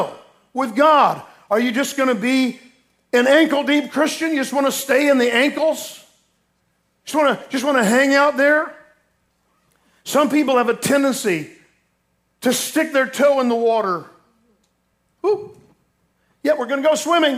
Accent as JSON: {"language": "English", "region": "Florida", "country": "United States", "tie": "born or raised there", "said": "I grew up in Florida"}